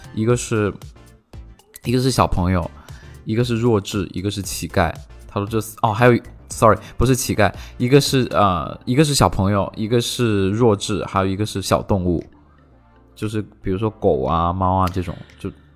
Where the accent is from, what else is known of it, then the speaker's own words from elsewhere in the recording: Shenzhen, Guangdong, China; Chinese is a second language; 当时当时我们呃在深圳